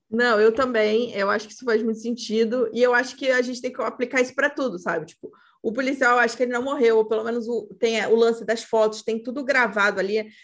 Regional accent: Brazil; Nós, como brasileiros

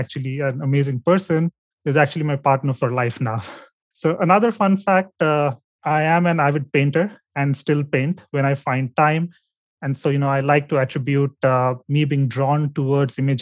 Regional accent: India; my home state

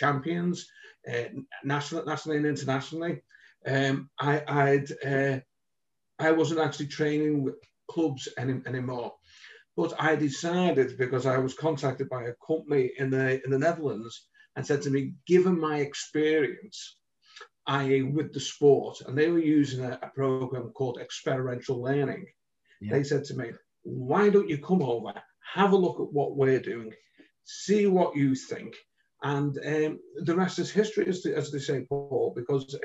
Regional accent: Liverpool, North West England, United Kingdom; accent: Liverpool; also born or lived in London

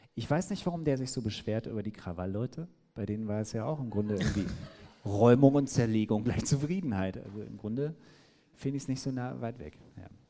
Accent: the Gütersloh area, North Rhine-Westphalia, Germany; ich komme ja aus der Gegend

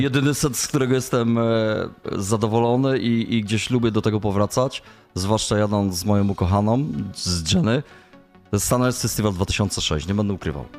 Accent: Ostrów Wielkopolski, Greater Poland, Poland; Ostrów Wielkopolski to moje rodzinne miasto

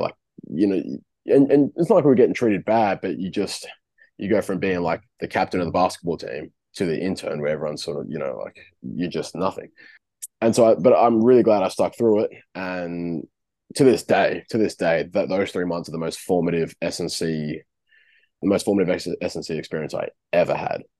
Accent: Darwin, Northern Territory, Australia; moved away as an adult; now in Wollongong, Australia; born and raised in Darwin, youngest of six

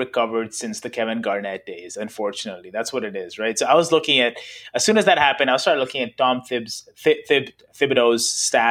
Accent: Canada; as a Canadian

